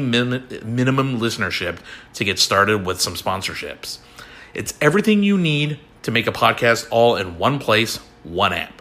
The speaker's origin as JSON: {"language": "English", "region": "California", "country": "United States", "said": "We're both from California"}